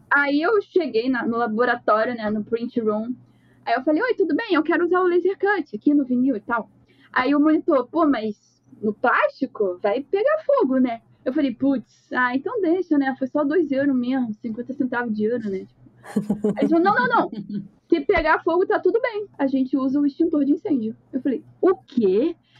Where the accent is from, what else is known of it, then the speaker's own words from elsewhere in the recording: Rio de Janeiro, Brazil; Eu sou do Rio de Janeiro, sou designer